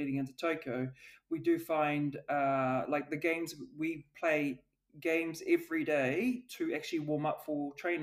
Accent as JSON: {"language": "English", "region": "Auckland", "country": "New Zealand", "also_born_or_lived": "Switzerland", "said": "my background, I'm from South Auckland. We come from a low social economic area"}